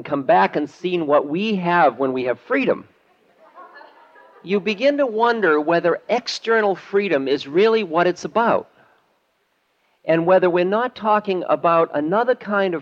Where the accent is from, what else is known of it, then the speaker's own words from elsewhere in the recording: Boston, Massachusetts, United States; also born or lived in New Hampshire; When I was growing up in Boston